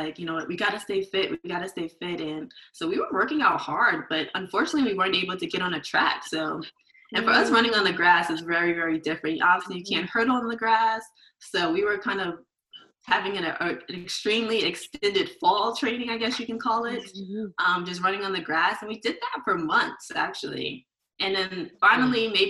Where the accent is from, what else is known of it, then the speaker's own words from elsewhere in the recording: New York City, New York, United States; I grew up in Queens, New York.